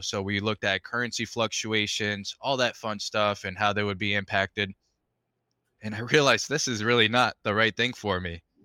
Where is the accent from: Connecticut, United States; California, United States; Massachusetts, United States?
Massachusetts, United States; Stoughton; born or raised there; first language Spanish; English is a second language; also born or lived in Caracas, Venezuela / Rhode Island